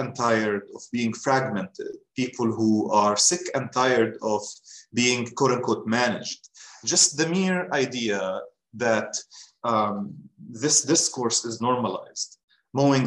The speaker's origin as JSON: {"language": "English", "town": "Gaza", "region": "Gaza Strip", "country": "Palestine", "tie": "born or raised there", "moved": "as an adult", "lives_now": "United States", "said": "I'm a Palestinian from Gaza. I left Gaza in 2013"}